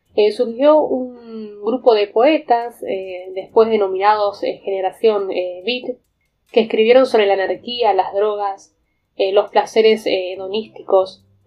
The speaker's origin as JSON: {"language": "Spanish", "country": "Argentina"}